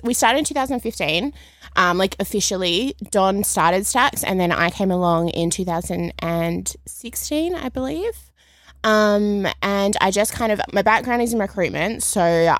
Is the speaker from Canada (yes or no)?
no; Perth, Western Australia, Australia; I'm from Perth originally